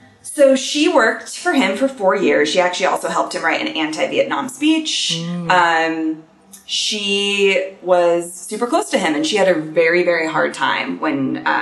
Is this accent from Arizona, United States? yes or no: no; California, United States; I'm from California. My mom is not. She's from Ohio.